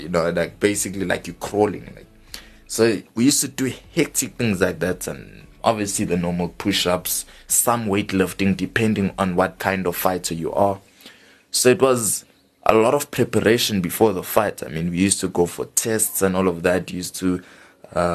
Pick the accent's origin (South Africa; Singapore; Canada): South Africa; Johannesburg, Gauteng; we're from Johannesburg South